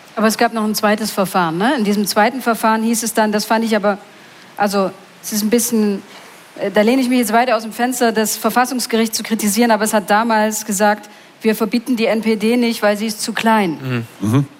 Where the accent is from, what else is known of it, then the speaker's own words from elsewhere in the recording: Mulda, Saxony, Germany; ich komme aus Mulda